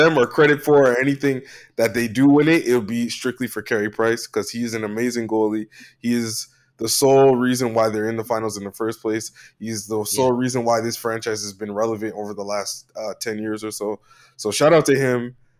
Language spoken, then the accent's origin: English; Toronto, Ontario, Canada; I am Jamaican and Torontonian, bro. I can't fucking shit for no Montreal.